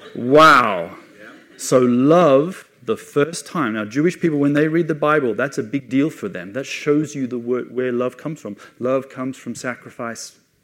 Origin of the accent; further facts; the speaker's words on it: Australia; moved away as an adult; also born or lived in England; now in Jerusalem; I'm Australian. I was born uh, in, in Australia